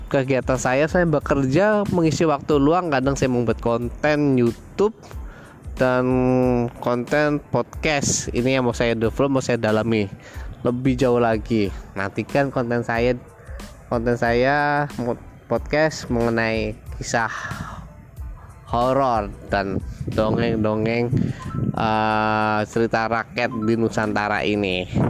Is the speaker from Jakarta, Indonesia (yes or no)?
no; Surabaya, East Java, Indonesia; Saya berasal dari Surabaya Saat ini saya domisili juga di Surabaya